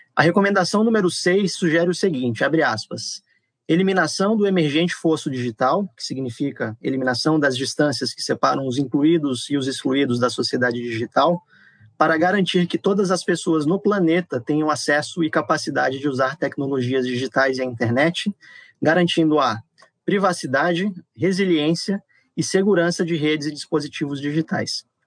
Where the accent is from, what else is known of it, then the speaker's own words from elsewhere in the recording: Natal, Rio Grande do Norte, Brazil; eu cresci em Natal, me formei no FRN, então tô, tô acostumado a falar simbora também